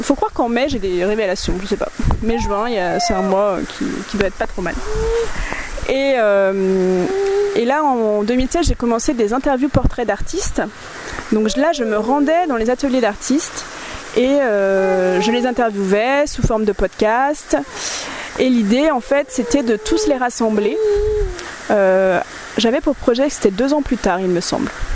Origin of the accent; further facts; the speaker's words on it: Nantes, Pays de la Loire, France; moved away; moi je suis nantaise en fait à la base